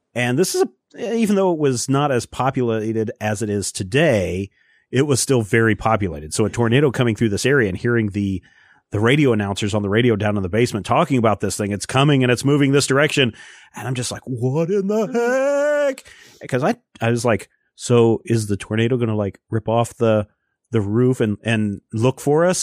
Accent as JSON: {"language": "English", "region": "Kansas", "country": "United States", "tie": "born or raised there", "said": "growing up in Kansas, especially Eastern Kansas"}